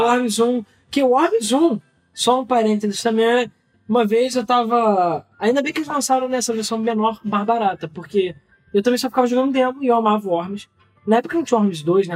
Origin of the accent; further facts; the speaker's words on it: Rio de Janeiro, Brazil; sou do Rio